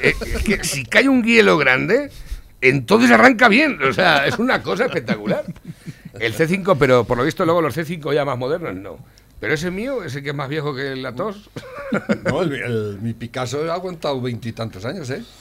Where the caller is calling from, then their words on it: Valencia, Valencian Community, Spain; de Valencia.